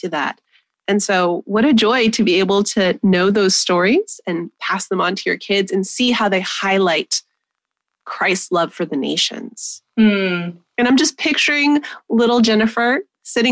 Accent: New Mexico, United States; I was born 20 minutes from where I was raised in New Mexico

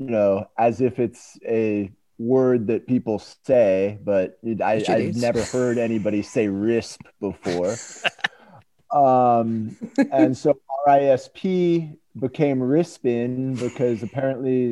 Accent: United States; I'm American

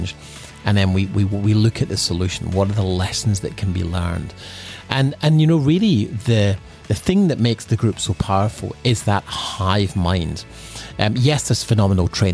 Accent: Scotland, United Kingdom; now in Sunshine Coast, Australia; growing up in Scotland

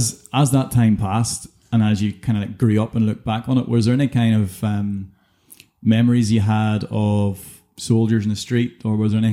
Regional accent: Coleraine, Northern Ireland, United Kingdom; I was growing up in Harper's Hill in Coleraine

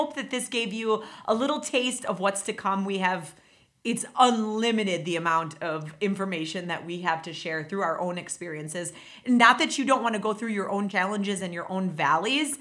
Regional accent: Wisconsin, United States; moved away as an adult; now in Indiana, United States; I am actually from Wisconsin. So I moved here about...

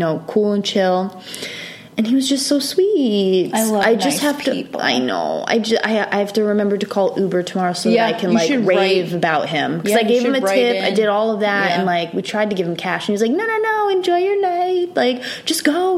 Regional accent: Rhode Island, United States; moved away; I'm from Rhode Island

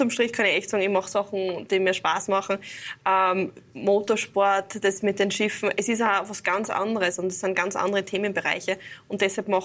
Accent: Graz, Styria, Austria; Und ich als Grazerin habe dann doch immer ein bisschen eine Anreise zu den diversen Seen.

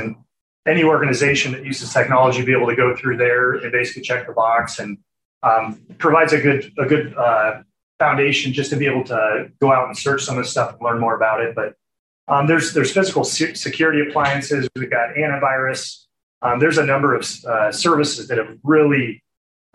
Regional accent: Taylor, Nebraska, United States; had an opportunity to move back to this area. Again, I had mentioned I'm from Taylor

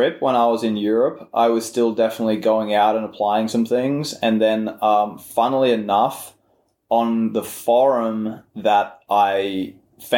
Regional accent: Australia; the culture of growing up in Australia

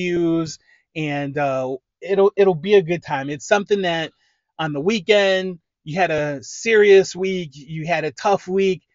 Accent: Lorain, Ohio, United States; I'm from Lorain, Ohio. That is about half hour west of Cleveland

